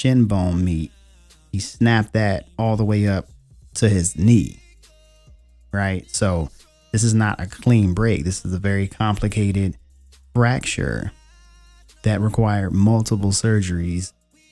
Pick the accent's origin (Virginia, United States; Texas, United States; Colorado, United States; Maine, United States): Virginia, United States; Richmond; I was born in Richmond, Virginia, and I currently live in Northern Virginia